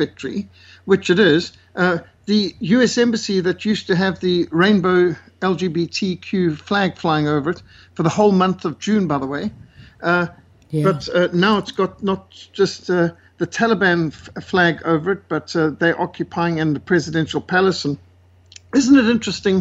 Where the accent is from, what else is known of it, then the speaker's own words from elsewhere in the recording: South Africa; I'm born and brought up in Africa. I've lived in Africa my whole life, 61 years